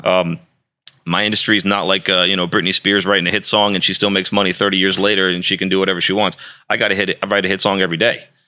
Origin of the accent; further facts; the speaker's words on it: D.C., District of Columbia, United States; moved away as an adult; also born or lived in Arizona / Miami; I grew up outside of Washington, D C